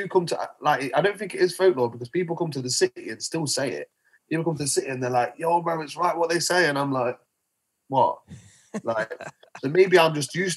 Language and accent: English; Nottingham, East Midlands, United Kingdom; we're in Nottingham City right now, bro. That's where we live. That's where I'm from. That's where I'll always be.